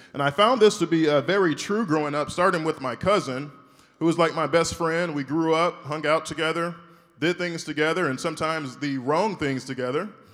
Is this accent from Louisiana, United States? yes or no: yes; Shreveport, Louisiana, United States; I'm from Shreveport, Louisiana. I went to school there, high school, middle school